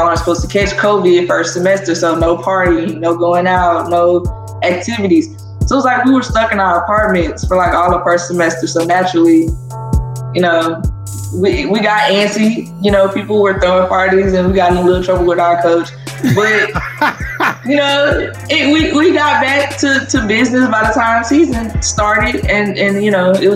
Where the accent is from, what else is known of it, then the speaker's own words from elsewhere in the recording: Zachary, Louisiana, United States; Growing up in Louisiana